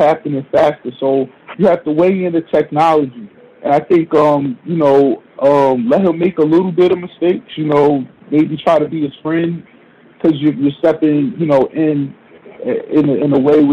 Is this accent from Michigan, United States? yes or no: no; New Jersey, United States; moved away as an adult; now in Harlem, New York, United States; where I grew up in Jersey